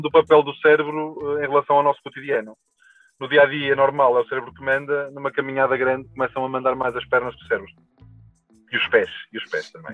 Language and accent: Portuguese; Portugal; nós, enquanto portugueses